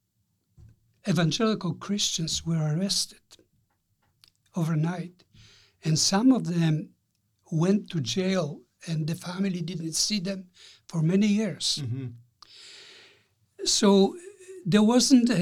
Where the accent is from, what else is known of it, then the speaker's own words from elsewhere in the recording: Poland; moved away; I was born in Poland, of course